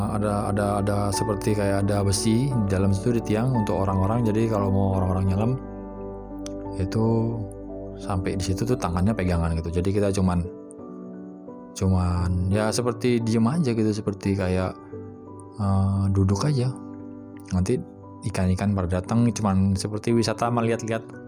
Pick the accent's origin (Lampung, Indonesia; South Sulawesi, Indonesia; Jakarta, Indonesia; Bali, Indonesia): Bali, Indonesia; saya sempat dibesarkan di Bali